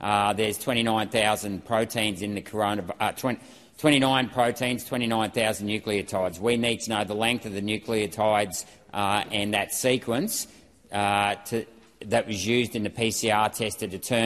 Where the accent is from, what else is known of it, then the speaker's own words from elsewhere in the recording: Chinchilla, Queensland, Australia; including maternity wards in my hometown of Chinchilla